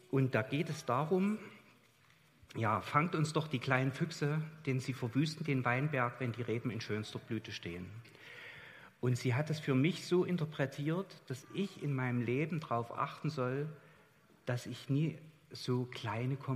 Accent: Chemnitz, Saxony, Germany; Also ich bin in Chemnitz aufgewachsen und meine Eltern hatten Kontakt dahin

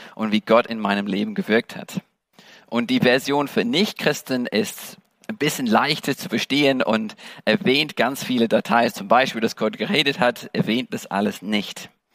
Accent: England, United Kingdom; German is a second language; moved away as an adult; also born or lived in Germany; now in Dresden, Germany; ich bin Engländer

